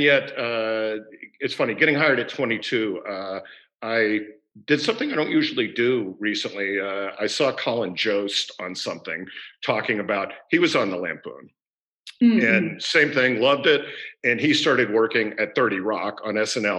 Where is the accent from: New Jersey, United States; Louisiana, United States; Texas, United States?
Texas, United States; Houston; I grew up in Houston, just a suburban kid.